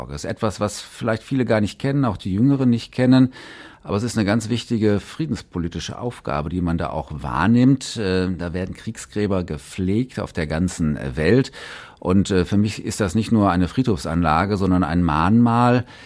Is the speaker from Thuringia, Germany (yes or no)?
no; Essen, North Rhine-Westphalia, Germany; Geboren am 12. Juni 1968 im Filippo-Stift Krankenhaus in Essen-Borbeck, aufgewachsen in Essen-Borbeck.